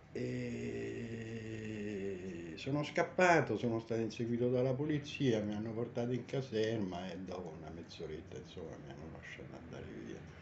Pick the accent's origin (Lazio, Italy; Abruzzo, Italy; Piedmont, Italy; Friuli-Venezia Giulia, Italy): Lazio, Italy; Rome; also born or lived in New York; approdato a Roma eh, non me la sentii di restare nella città, che poi è la mia città natale